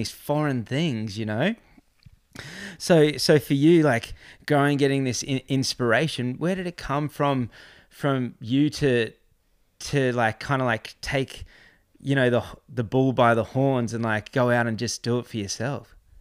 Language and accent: English; Gold Coast, Queensland, Australia; now in Crescent Head, Australia; I grew up on the Gold Coast, I live in Crescent Head